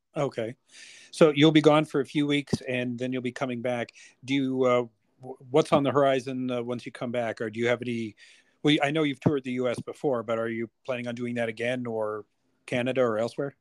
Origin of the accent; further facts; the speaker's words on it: United States; I'm American